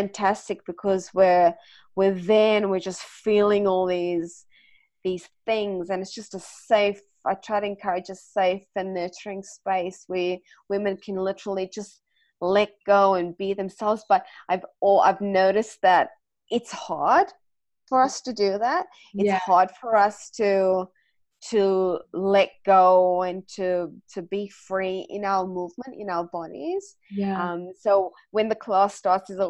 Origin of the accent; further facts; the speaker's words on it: South Africa; now in Australia; I'm South African